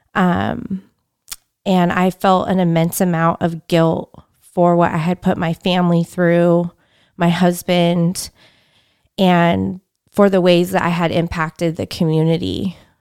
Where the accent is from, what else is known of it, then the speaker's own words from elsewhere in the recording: Fresno, California, United States; I grew up in Fresno